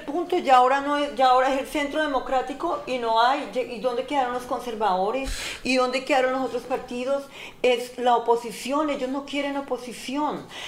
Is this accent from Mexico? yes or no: no; Colombia; Como colombiana